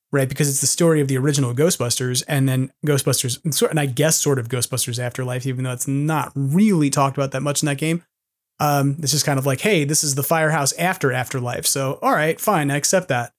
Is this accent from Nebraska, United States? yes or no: no; New York City, New York, United States; moved away; as a New Yorker who's always homesick